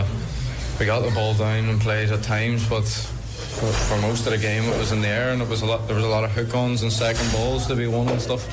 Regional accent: Derry, Northern Ireland, United Kingdom; it's my hometown club

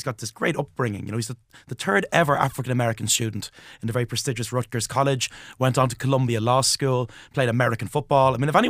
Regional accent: Ireland

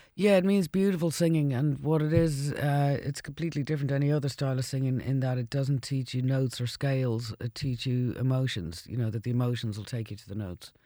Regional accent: Ireland; I moved back to Ireland after the second album

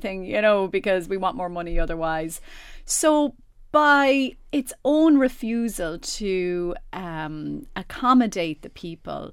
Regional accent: Enfield, Leinster, Ireland; I am from Enfield

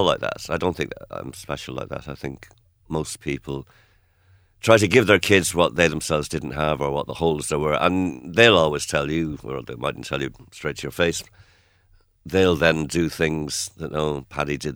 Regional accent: Rochdale, North West England, United Kingdom; also born or lived in Kerry, Ireland; now in Ireland; I was born in Manchester, or Greater Manchester, in Rochdale. And, you know, we were, in one sense, we were little English boys and girls.

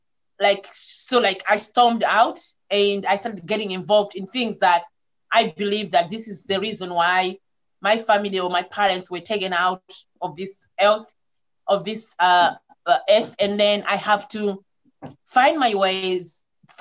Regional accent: Malawi; I'm coming from Malawi where things don't kind of like being talked straightforward

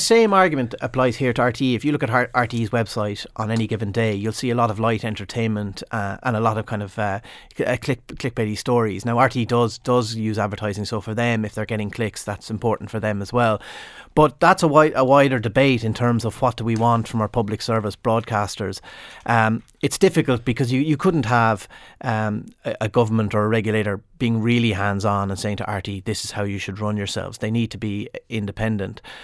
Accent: Limerick/Clare border, Munster, Ireland; I'm from right on the border, Arden Acrosha. It's in, it's actually in Clare, but I often say Limerick

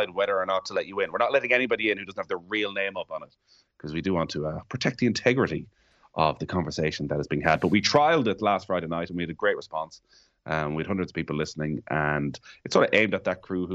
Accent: Mayo, Connacht, Ireland; growing up in Mayo as a massive football fan

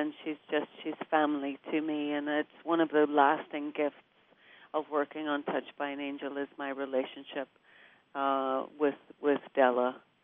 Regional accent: Derry, Northern Ireland, United Kingdom; I did. I grew up in a little row house on a hill.

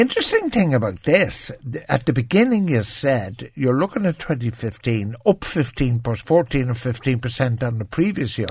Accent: Ireland; as an Irish person

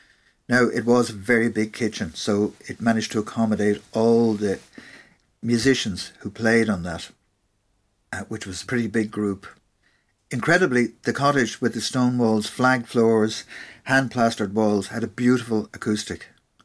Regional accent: Castlebar, Connacht, Ireland; I grew up with John in Castlebar, County Mayo

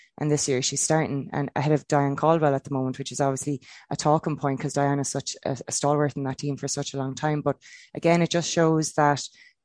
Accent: Kilkenny, Leinster, Ireland; growing up in Kilkenny

